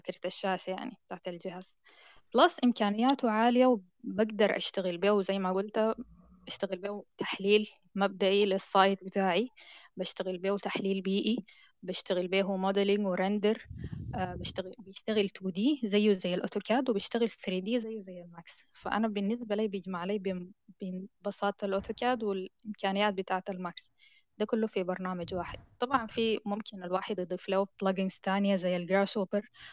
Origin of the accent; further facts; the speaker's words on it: Sudan; البرامج اللي عندنا في السودان